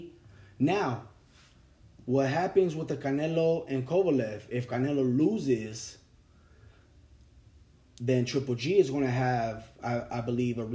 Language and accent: English; the Bay Area, California, United States; I'm from the Bay